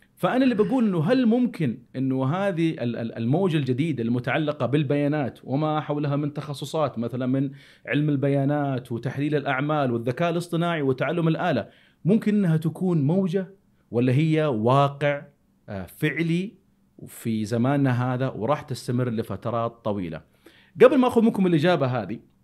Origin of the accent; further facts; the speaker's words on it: Saudi Arabia; هنا عندنا في السعوديه